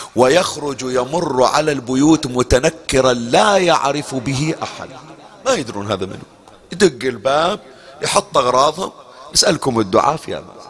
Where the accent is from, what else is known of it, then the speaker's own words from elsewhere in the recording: Bahrain; احنا عندنا في البحرين